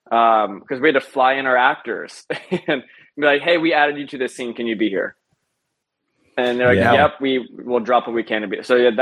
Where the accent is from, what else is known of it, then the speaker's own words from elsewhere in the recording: Midwest, United States; It took a lot of time to adjusting to that because I'm from the Midwest.